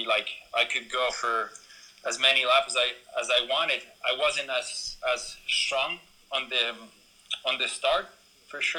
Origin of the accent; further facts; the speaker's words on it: Ecuador; moved away; also born or lived in California; I'm from Ecuador